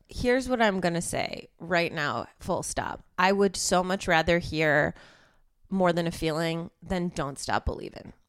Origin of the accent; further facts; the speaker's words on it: suburbs of Chicago, Illinois, United States; moved away as an adult; now in Los Angeles, United States; I'm from the suburbs of Chicago, but I lived in Chicago for ten years before I moved here